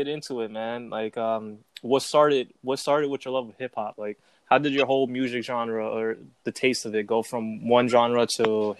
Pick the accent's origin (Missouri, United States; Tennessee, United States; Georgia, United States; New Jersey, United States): New Jersey, United States; North Plainfield; first language English; I grew up with both Ecuadorians in North Plainfield High, man.